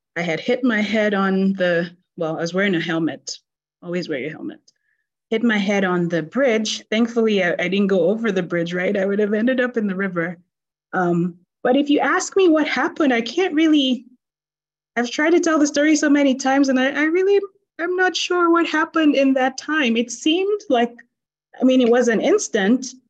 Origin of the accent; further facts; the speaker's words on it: Nigeria; I grew up in Nigeria